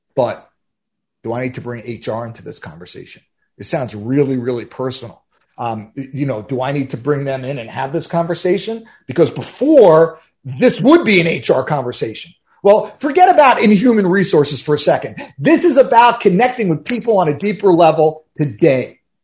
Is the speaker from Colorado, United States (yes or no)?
no; New York, United States; I'm from New York